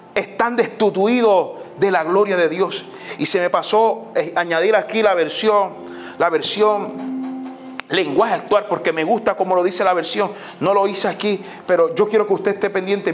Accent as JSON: {"language": "Spanish", "country": "Puerto Rico", "said": "nuestra cultura como puertorriqueños, nuestra cultura puertorriqueña es una cultura muy peculiar"}